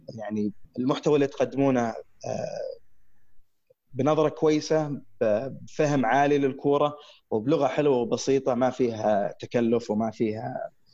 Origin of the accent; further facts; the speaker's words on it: Saudi Arabia; عندنا في السعوديه